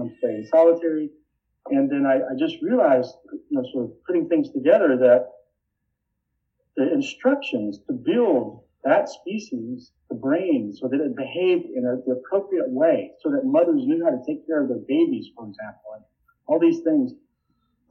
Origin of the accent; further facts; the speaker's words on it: Sylvester, Georgia, United States; also born or lived in Austin, Texas; I'm from South Georgia.